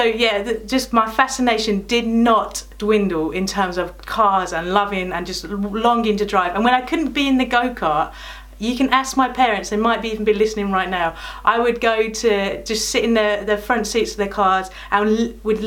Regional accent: Birmingham, West Midlands, United Kingdom; now in Corringham, United Kingdom; my childhood in the land of Brum

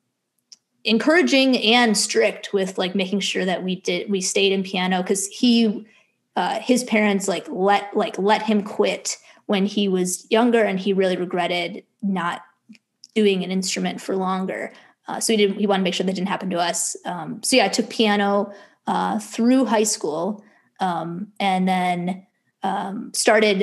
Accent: Buffalo Grove, Illinois, United States; moved away; also born or lived in Stony Brook, New York; I grew up in Chicago suburbs, Buffalo Grove and then Long Grove for the two suburbs.

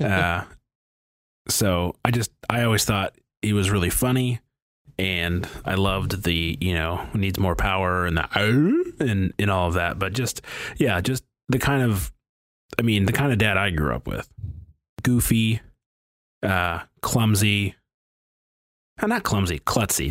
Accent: Detroit, Michigan, United States; growing up in the Detroit area

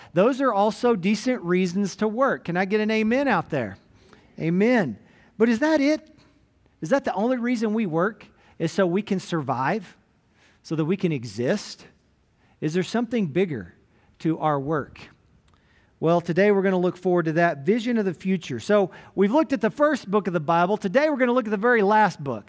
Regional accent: Gruver, Texas, United States; moved away; my hometown of Groover, Texas, up in Hansford County

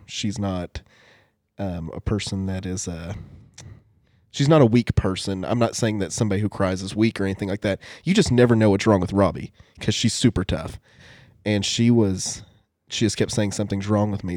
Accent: United States; I'm Native American

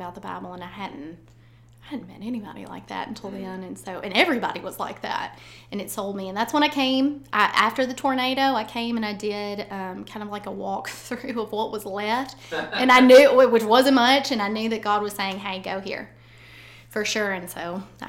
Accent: Todd County, Kentucky, United States; moved away as an adult; now in Jackson, United States; I'm originally from Kentucky, but we've been in Jackson for 9 years.

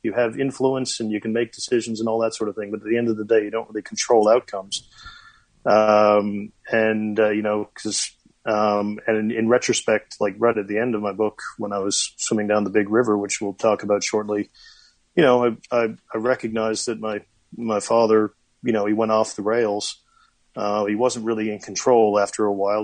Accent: Corner Brook, Newfoundland and Labrador, Canada; now in New Zealand; my hometown of Corner Brook, Newfoundland

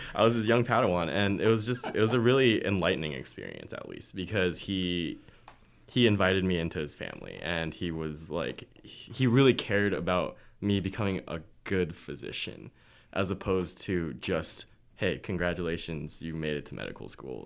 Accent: Anaheim, California, United States; moved away; also from California, Anaheim

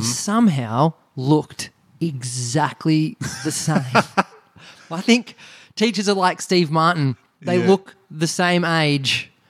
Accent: Greensborough, Victoria, Australia; Yeah, you go on the Hurstbridge train line, ladies and gentlemen. Now it's the Diamond Creek train line. The Dymo's got a train station. It's about a 50-minute train ride.

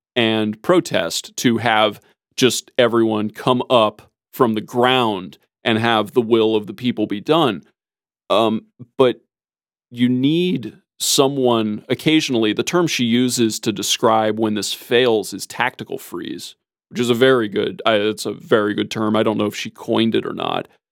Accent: United States; as an American

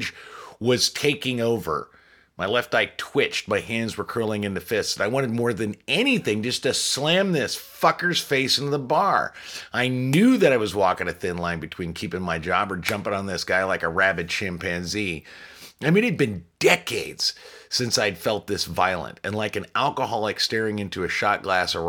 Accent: Chicago, Illinois, United States; I'm from Chicago. Chicago's got a rough reputation, and sure, there are bad things about the place, but after 30 years there

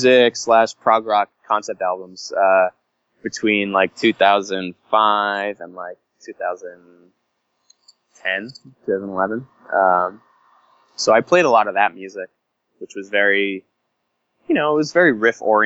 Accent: New York, United States; I grew up in New York

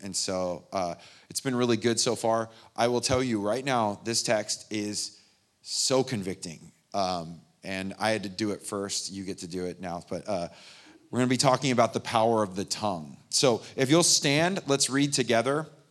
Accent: San Bernardino, California, United States; I grew up in the Inland Empire, San Bernardino

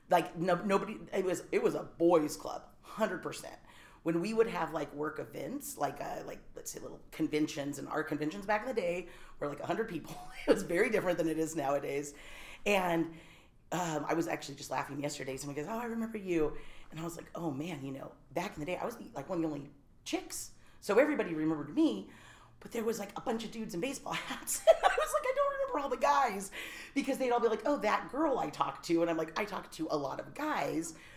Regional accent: Silicon Valley, California, United States; moved away as an adult; also born or lived in Humboldt County, California; I was born and raised in Silicon Valley

